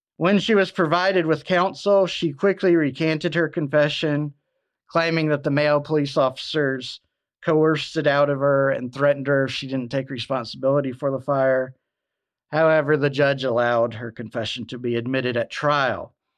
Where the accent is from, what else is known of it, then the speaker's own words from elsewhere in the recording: Alabama, United States; Mobile, Alabama, in my home state